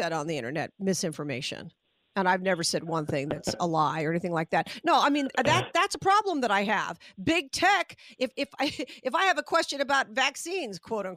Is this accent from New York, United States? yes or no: no; Las Vegas, Nevada, United States; I'm from Vegas